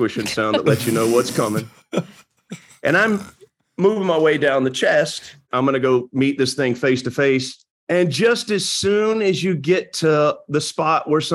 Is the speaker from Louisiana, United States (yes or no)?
yes; northern Louisiana, United States; I was raised in Louisiana, northern Louisiana